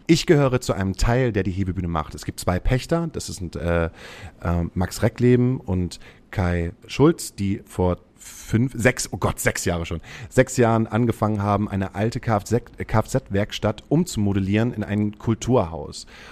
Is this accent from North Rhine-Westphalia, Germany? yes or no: no; Himmelpforten, Lower Saxony, Germany; now in Hamburg, Germany; Ich komme aus einem kleinen Ortsteil, der ist Breitenwisch. Der liegt bei Himmelpforten. Himmelpforten liegt zwischen Hamburg und Cuxhaven